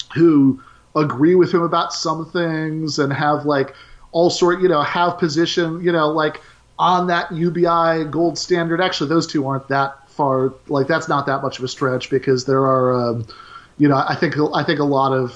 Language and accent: English; Michigan, United States; I'm from Michigan